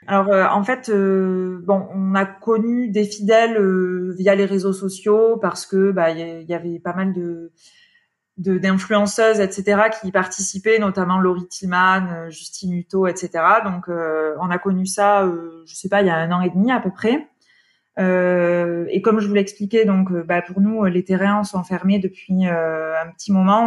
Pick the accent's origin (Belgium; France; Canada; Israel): France; now in Paris, France; je suis originaire des Pyrénées